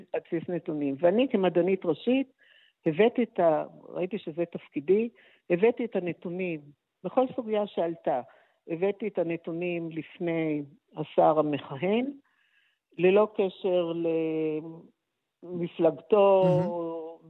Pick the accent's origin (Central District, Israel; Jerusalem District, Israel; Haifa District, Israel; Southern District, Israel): Haifa District, Israel; Haifa; נולדתי בחיפה ולמדתי בבית ספר ריאלי